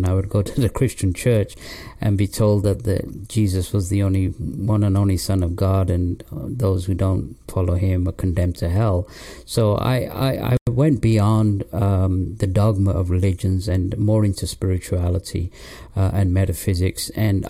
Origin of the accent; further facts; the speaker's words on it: England, United Kingdom; also born or lived in Pakistan / London; Well, I was born in Pakistan, and my parents moved to England when I was 3 years old, and I was raised in England, in the north of England, till the age of 10, and then we moved to London.